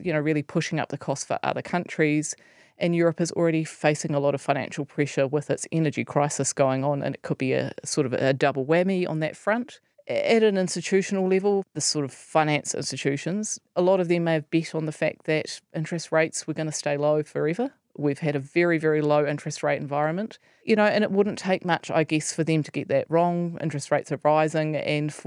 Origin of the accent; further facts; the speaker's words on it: New Zealand; as a New Zealander